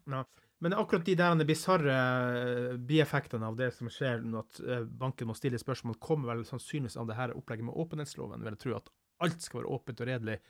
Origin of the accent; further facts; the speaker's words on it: Northern Norway, Norway; som nordlending